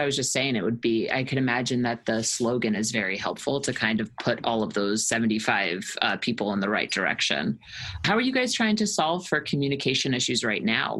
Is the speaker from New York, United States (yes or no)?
yes; New York, United States; growing up in New York